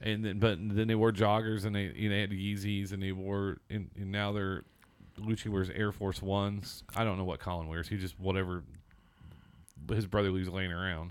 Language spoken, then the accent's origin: English; Seymour, Indiana, United States; moved away; I grew up in Seymour, Southern Indiana